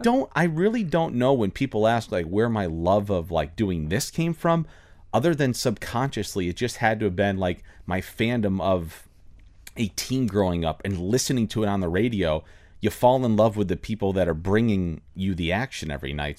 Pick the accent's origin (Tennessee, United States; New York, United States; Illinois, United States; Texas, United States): New York, United States; Finger Lakes; moved away as an adult; also born or lived in Orlando, Florida; now in Miami, United States; I grew up in New York. I grew up in farm country in the Finger Lakes outside of the Ithaca Cornell University area